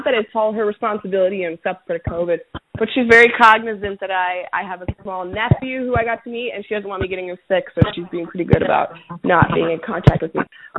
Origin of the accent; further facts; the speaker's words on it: Venezuela; now in United States; I am from Venezuela. I am Venezuelan. This is not my country.